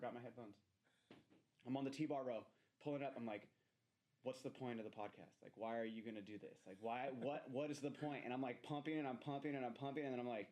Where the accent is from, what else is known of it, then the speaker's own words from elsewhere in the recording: Bay Area, California, United States; moved away; I'm from the Bay Area